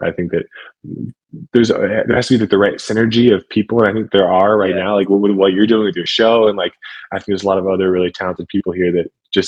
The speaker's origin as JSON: {"language": "English", "region": "Ohio", "country": "United States", "tie": "born or raised there", "moved": "as an adult", "said": "move back to Ohio, to my hometown"}